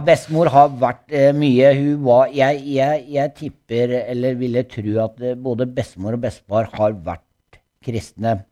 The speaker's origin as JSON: {"language": "Norwegian", "country": "Norway", "tie": "born or raised there", "also_born_or_lived": "Gulset, Skien", "said": "Jeg vokste opp på bakken. Ja? Jeg har bodd på bakken, og der bodde jeg til jeg var eh, rundt elleve år"}